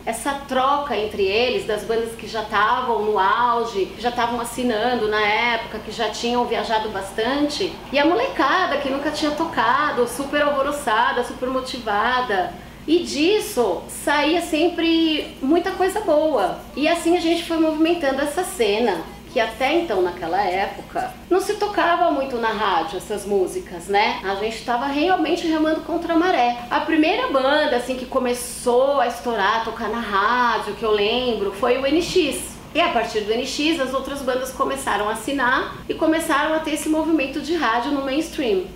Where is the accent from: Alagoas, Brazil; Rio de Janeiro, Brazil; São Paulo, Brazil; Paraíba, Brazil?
São Paulo, Brazil; born or raised there